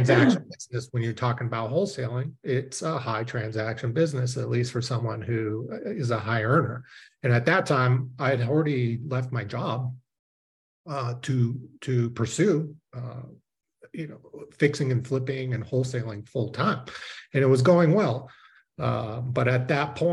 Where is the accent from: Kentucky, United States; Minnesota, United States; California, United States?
California, United States; Southern; also born or lived in Israel; I was born in Israel and it's pretty chic in Israel. So my parents moved us to California, Southern California when I was five. So I am more American than anything